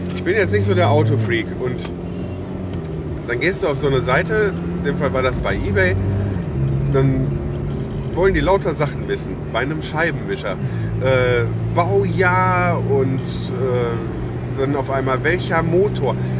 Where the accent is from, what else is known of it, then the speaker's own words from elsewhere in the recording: Lüdenscheid, North Rhine-Westphalia, Germany; moved away; Ich komme ja aus Lüdenscheid